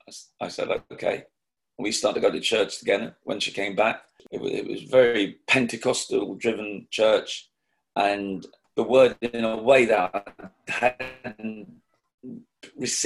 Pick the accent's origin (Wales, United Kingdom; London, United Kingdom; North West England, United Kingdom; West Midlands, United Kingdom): London, United Kingdom; being one of two children to Jamaican parents who came over in the Windrush generation in the 50s and settling in Islington, more of the southern part of Islington near King's Cross, Caledonia Road